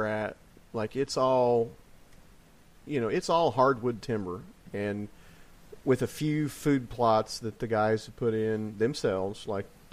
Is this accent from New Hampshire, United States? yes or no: no; Illinois, United States; growing up in Illinois